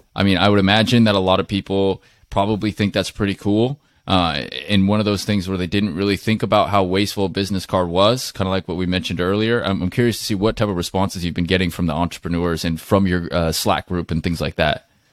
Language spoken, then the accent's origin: English; Seattle, Washington, United States; I'm from Seattle area